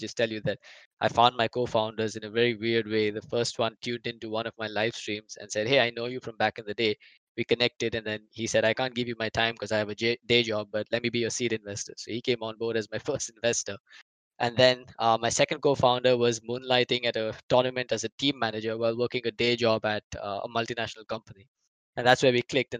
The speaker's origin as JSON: {"language": "English", "country": "India", "said": "freelancing as an Indian Dota commentator"}